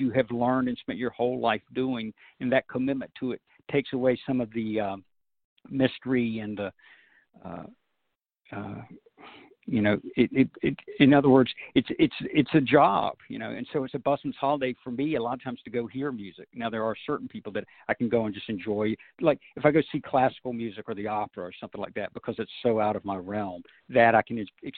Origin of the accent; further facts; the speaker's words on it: North Carolina, United States; growing up in North Carolina, I grew up a North Carolina Tar Heel fan.